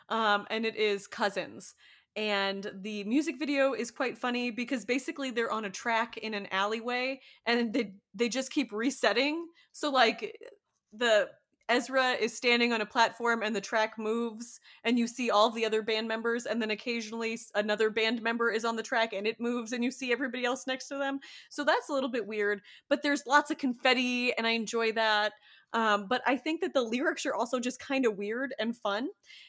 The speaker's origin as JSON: {"language": "English", "town": "Miami", "region": "Florida", "country": "United States", "also_born_or_lived": "Chicago", "said": "I am from Miami. I went to high school in Chicago"}